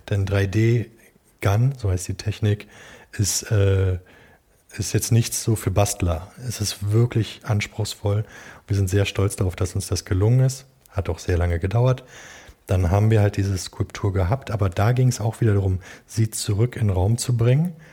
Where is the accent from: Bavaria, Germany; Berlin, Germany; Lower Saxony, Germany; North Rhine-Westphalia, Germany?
Berlin, Germany; Äh, und ich komme hier aus dem, aus dem Norden von Berlin, äh, Ostdeutschland.